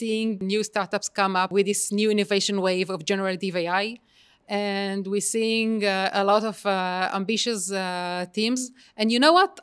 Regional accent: Israel

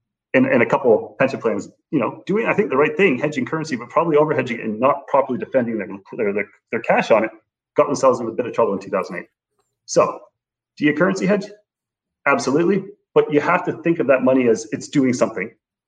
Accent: Canada; I would say very much as a Canadian investor, you should be super aware of your currency exposures.

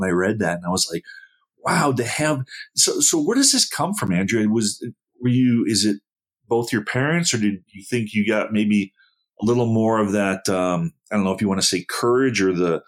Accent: Buffalo, New York, United States; now in Arizona, United States; I grew up in Buffalo, New York

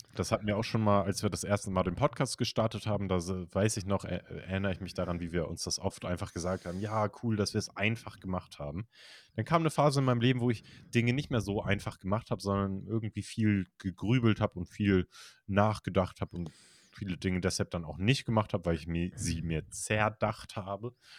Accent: Kiel, Schleswig-Holstein, Germany; ich komme aus Kiel

